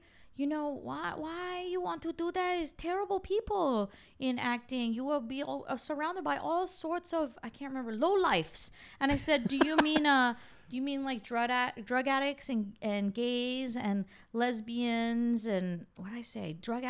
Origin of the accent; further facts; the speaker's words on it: Canada; I grew up in Canada. It's very liberal.